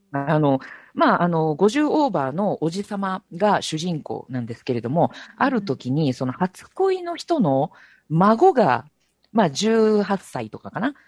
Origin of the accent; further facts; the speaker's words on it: Osaka, Japan; 私、大阪出身なので